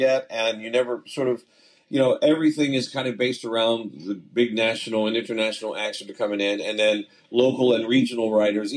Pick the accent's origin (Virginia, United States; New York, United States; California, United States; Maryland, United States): Maryland, United States; Pasadena; also born or lived in Annapolis, Maryland; growing up in the Baltimore, Washington area, specifically, as you said, in Pasadena and Annapolis and that area